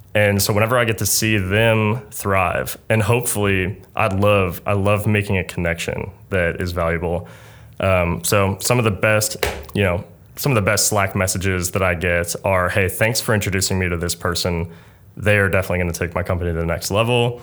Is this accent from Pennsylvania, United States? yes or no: yes; Pittsburgh, Pennsylvania, United States; moved away; also born or lived in Pitt County, North Carolina / Kentucky; I grew up in Pittsburgh, Pennsylvania